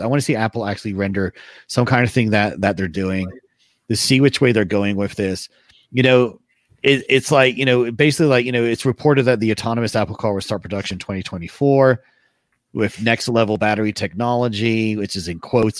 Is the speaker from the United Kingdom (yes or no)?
yes; England, United Kingdom; I grew up in England